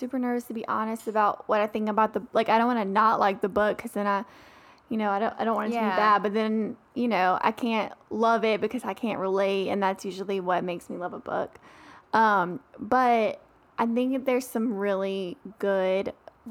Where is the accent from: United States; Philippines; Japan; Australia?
United States; the South; I grew up in the South